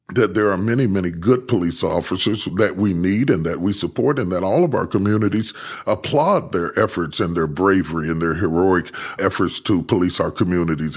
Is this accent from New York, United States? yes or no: no; West Virginia, United States; moved away; I was raised in West Virginia